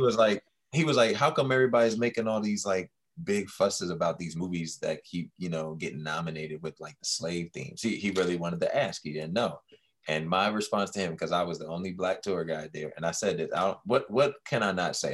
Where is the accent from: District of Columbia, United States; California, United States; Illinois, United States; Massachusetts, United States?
District of Columbia, United States; Washington; the DC area